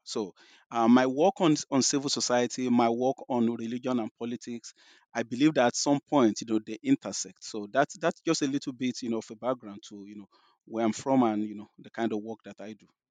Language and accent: English; Nigeria; moved away as an adult; also born or lived in London; if you can tell from my, my accent, you know, I grew up in Nigeria. I was born in Nigeria.